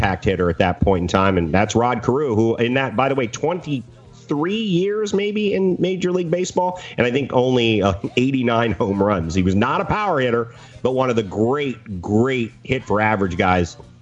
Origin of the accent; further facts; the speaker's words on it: United States; growing up in Washington